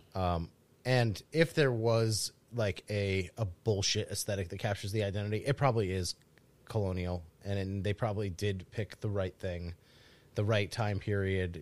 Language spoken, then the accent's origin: English; New England, United States; growing up in the Northeast.